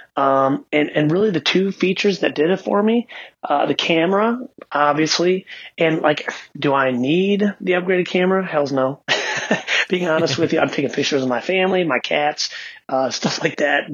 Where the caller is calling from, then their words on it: Ann Arbor, Michigan, United States; I'm calling you from Ann Arbor, Michigan